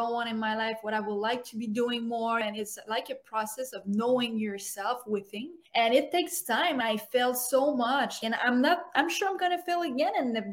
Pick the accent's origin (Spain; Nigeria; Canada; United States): Canada; Montreal, Quebec; I am a girl from Montreal, even though I love Vancouver. I'm from Montreal